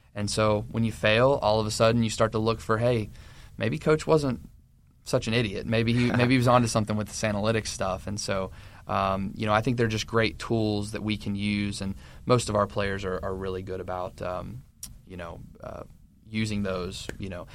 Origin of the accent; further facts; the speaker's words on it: Maryville, Tennessee, United States; moved away as an adult; now in West Virginia, United States; I'm originally from Knoxville, Tennessee, or Maryville, which is a suburb of Knoxville